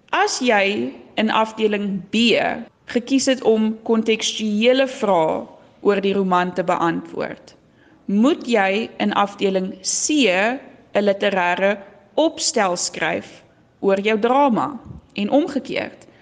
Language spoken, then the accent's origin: Afrikaans; Swartland, Western Cape, South Africa; accent: Swartland brei (rolled r); Ek kom van die Swartland af. Dis hoekom ek so lekker brei